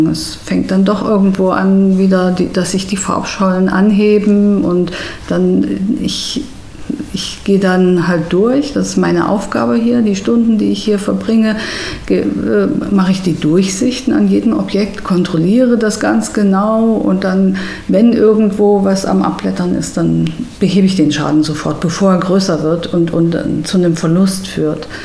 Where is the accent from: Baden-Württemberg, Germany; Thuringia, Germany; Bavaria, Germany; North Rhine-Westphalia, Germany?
Thuringia, Germany; Erfurt; auch in Thüringen, weil ich stamme ja aus Erfurt.